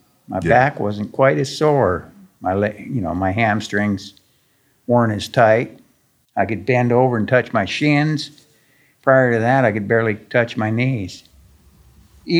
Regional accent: Canada; moved away as an adult; also born or lived in California; I am Canadian. Incarcerated in California

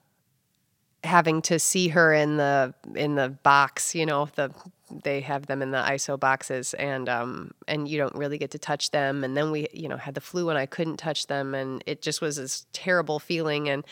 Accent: Rockford, Illinois, United States; also born or lived in Chicago, Illinois; I am originally from Rockford, Illinois. I grew up going to Rockford schools

